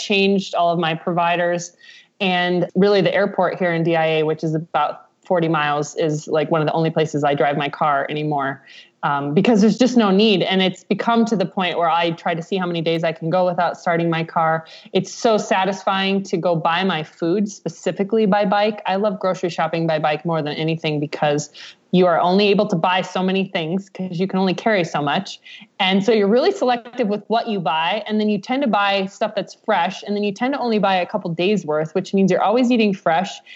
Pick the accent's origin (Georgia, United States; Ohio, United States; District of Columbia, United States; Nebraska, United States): Nebraska, United States; now in Colorado, United States; I'm from Nebraska